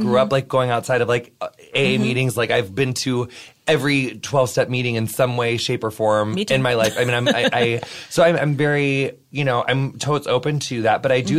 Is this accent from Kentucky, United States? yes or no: no; St. Louis, Missouri, United States; moved away; I found this group in my hometown because I was like living in St. Louis at the time.